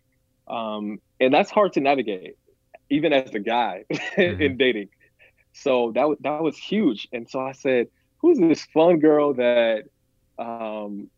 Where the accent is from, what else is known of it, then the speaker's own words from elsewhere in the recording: Flint, Michigan, United States; I'm from Michigan. I was born in Flint